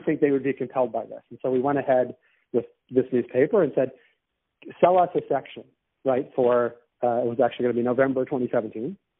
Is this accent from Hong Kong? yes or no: no; Boston, Massachusetts, United States; now in Toronto, Canada; I'm from Boston